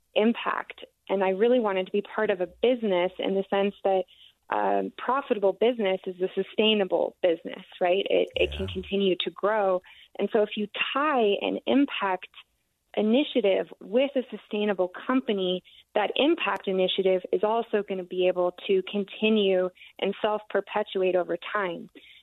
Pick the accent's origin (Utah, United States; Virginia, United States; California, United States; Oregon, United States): Utah, United States; Park City; I grew up in Park City.